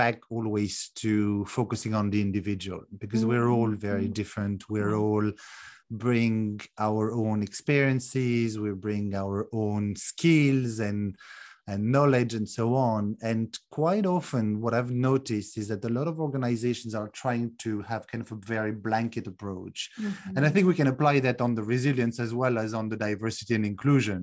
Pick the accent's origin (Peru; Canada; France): France; also born or lived in United Kingdom / Netherlands; now in Romania; I'm originally from France, although I currently live in Romania after a number of other countries like the UK and Netherlands as well